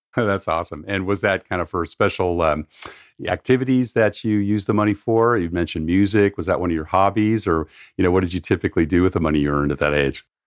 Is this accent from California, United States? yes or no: yes; San Diego, California, United States; I grew up down in San Diego